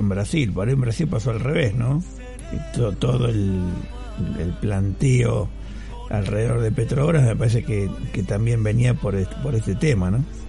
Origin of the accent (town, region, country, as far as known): Argentina